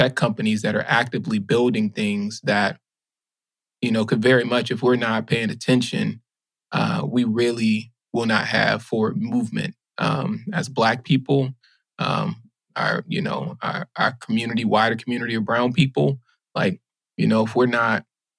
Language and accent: English; Baton Rouge, Louisiana, United States; also born or lived in New Orleans; growing up in Louisiana, my folks worked at chemical plants